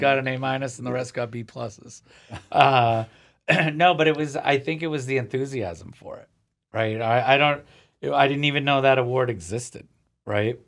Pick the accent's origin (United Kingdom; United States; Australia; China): United States; Cape Cod, Massachusetts; growing up on the Cape is different. I live closer to the city now